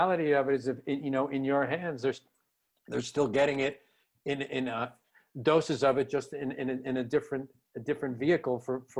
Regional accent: Scranton, Pennsylvania, United States; I would like to reach the audience of the family that I grew up in Scranton, Pennsylvania.

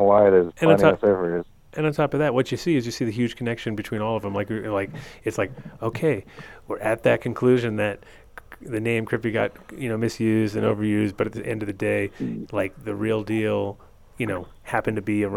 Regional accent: Narragansett Bay, Rhode Island, United States; now in Colorado, United States; I was growing up in Narragansett Bay, and all these guys were lobster fishermen.

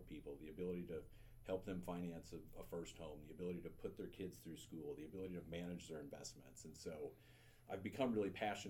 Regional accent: St. Louis, Missouri, United States; moved away as an adult; now in Columbia, United States; I grew up in St. Louis

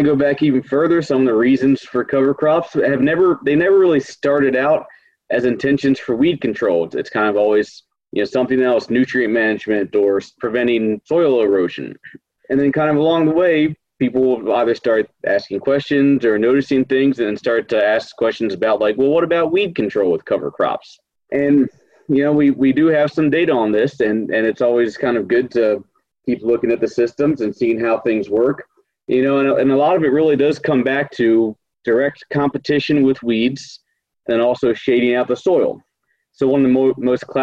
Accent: Maryland, United States; moved away as an adult; also born or lived in Indiana; now in North Dakota, United States; I grew up in Maryland, not on a farm, but helped out a family friend with his farming practices

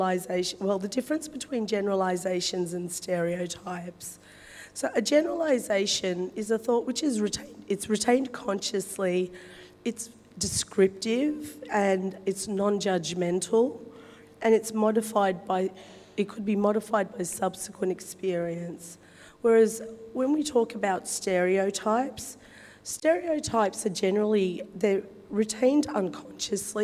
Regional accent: Wollongong, New South Wales, Australia; I'm of Turkish origin. I was born in Wollongong Hospital. So my parents migrated to Australia back in the early 70s. Dad came to Wollongong to work in the steelworks

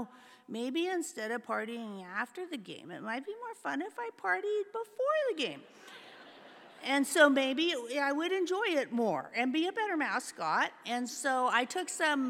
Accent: San Francisco Bay Area, California, United States; I was born in the San Francisco Bay Area in the 50s

